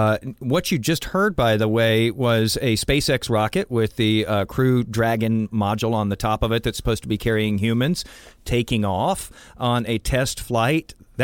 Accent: Houston, Texas, United States; also born or lived in Florida; I'm from Houston.

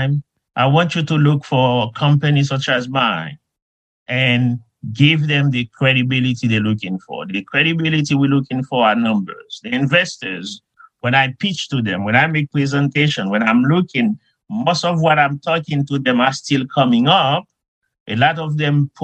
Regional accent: Haiti; moved away as an adult; now in United States; when I was a young kid growing up in Haiti

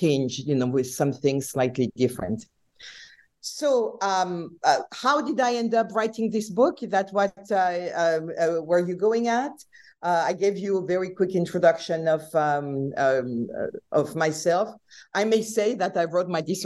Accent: France; English is a second language; moved away as an adult; also born or lived in Nice, France; now in United States; I'm not American and I was born and raised in France.

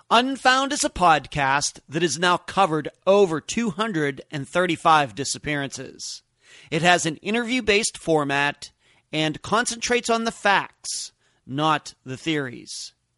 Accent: Leechburg, Pennsylvania, United States; moved away as an adult; also born or lived in Las Vegas, Nevada / Madeira Beach, Florida; now in Clearwater Beach, United States; I'm originally from Leechburg, Pennsylvania

